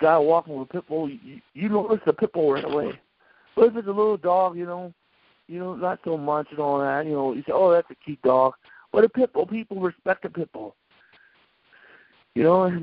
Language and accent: English; North Dakota, United States; I'm from North Dakota.